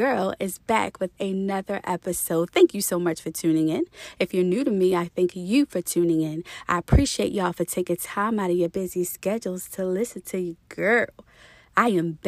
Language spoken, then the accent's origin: English; Baltimore, Maryland, United States; I grew up in Baltimore too